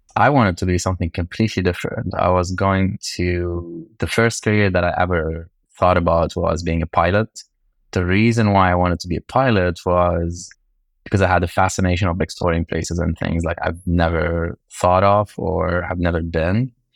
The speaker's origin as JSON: {"language": "English", "country": "Lebanon", "tie": "born or raised there", "moved": "yes", "said": "I grew up in Lebanon"}